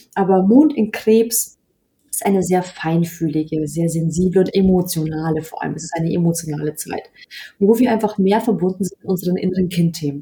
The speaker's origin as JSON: {"language": "German", "region": "Bavaria", "country": "Germany", "tie": "born or raised there", "said": "obwohl in Bayern niemand irgendwie da Interesse hat, in dem Umfeld, wo ich aufgewachsen bin"}